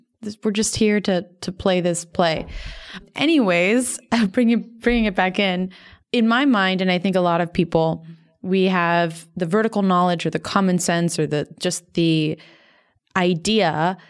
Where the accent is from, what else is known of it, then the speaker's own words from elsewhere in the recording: Miami, Florida, United States; moved away; I'm from Miami, Florida originally, so ground zero for sea level rise freaks me out.